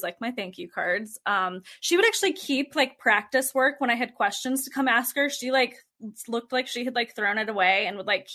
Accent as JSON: {"language": "English", "town": "Fort Collins", "region": "Colorado", "country": "United States", "tie": "born or raised there", "said": "we ended up moving back to my hometown in Colorado, which is Fort Collins, Colorado. And that's where we are now."}